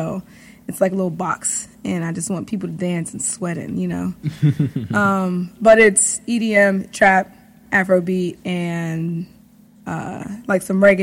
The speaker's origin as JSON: {"language": "English", "town": "Pittsburgh", "region": "Pennsylvania", "country": "United States", "tie": "born or raised there", "said": "I am a DJ from Pittsburgh, born in Pittsburgh, based out of Pittsburgh"}